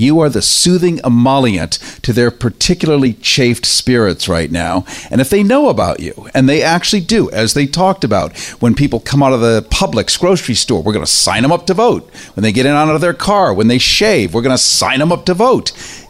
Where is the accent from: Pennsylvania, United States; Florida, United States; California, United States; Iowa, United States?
Florida, United States; Naples; And I grew up in Florida, in Naples, right across from you, your district.